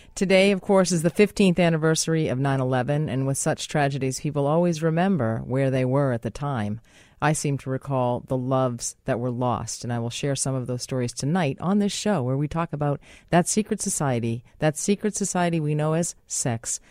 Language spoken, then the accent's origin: English; United States; as an American, as I am